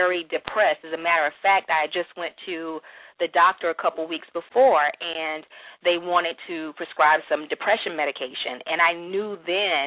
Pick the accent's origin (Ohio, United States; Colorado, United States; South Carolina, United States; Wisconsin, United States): South Carolina, United States; Florence; I am originally from Florence, South Carolina, which is a very small town here in South Carolina.